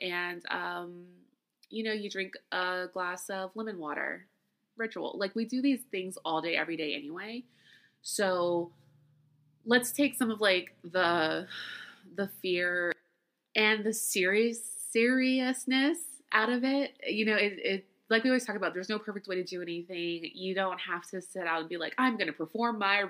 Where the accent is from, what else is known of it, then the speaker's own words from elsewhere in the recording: Louisiana, United States; I grew up in Louisiana. I am Creole.